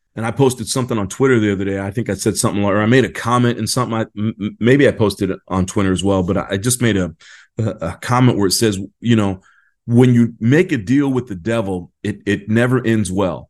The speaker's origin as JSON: {"language": "English", "region": "California", "country": "United States", "said": "I am from California"}